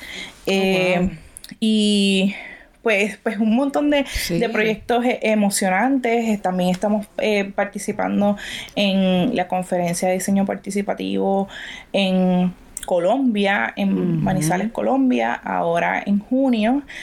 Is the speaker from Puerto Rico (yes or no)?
yes; Puerto Rico; mi país